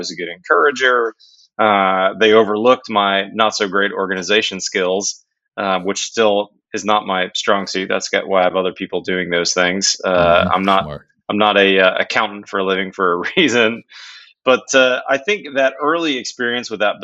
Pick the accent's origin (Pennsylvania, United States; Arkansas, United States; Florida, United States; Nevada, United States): Pennsylvania, United States; Pittsburgh; I grew up in Pittsburgh, PA